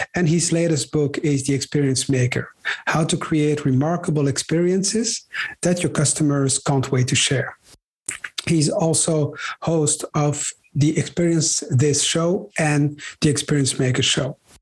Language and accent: English; Brussels, Brussels-Capital Region, Belgium; I grew up in Brussels, in Belgium, where my parents had a shop